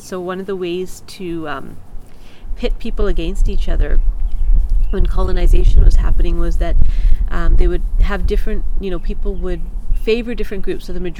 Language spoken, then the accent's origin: English; Canada; Growing up in Canada, where my closest friends are not from the same cultural, ethnic, racial background as me. We're all from different places.